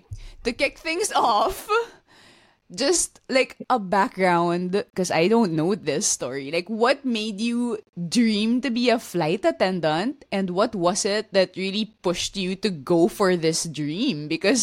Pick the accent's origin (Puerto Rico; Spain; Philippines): Philippines; accent: konyo; first language Taglish; moved away